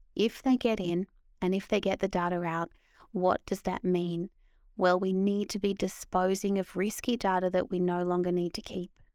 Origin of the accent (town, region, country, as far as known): Australia; moved away as an adult; now in London, United Kingdom